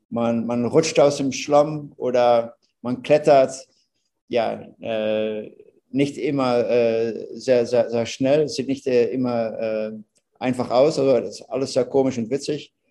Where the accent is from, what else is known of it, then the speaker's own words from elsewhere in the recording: Netherlands; German is a second language; Ihr hört, ich bin ein Holländer.